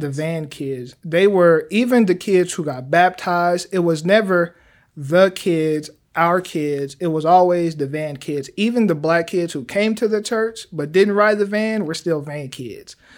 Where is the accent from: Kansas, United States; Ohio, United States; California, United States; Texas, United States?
Kansas, United States; Wichita; moved away as an adult; now in Oklahoma City, United States; I've been born and raised in Wichita, Kansas